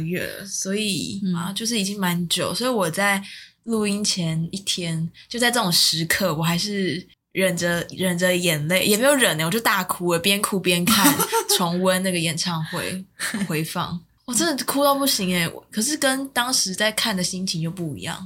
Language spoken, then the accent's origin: Chinese; Taiwan; 我是台湾人